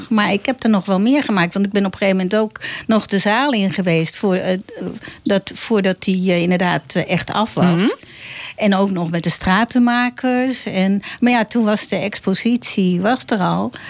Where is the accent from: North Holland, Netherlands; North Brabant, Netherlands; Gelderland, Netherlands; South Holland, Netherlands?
North Holland, Netherlands; Amsterdam; maar ik ben wel geboren op